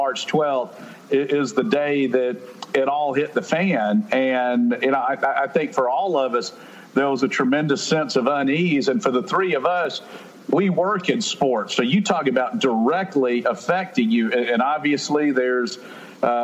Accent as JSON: {"language": "English", "town": "Statesboro", "region": "Georgia", "country": "United States", "tie": "born or raised there", "said": "I grew up in Statesboro"}